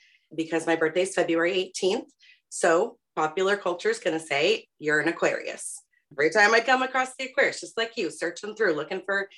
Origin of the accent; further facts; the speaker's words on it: Aurora, Colorado, United States; now in Pittsburgh, United States; I am originally from Aurora, Colorado, born and raised out there, and I currently live in Pittsburgh, Pennsylvania